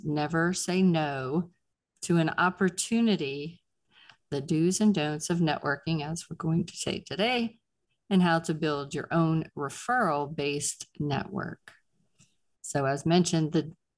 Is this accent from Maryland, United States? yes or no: no; Pittsburgh, Pennsylvania, United States; I'm from Pittsburgh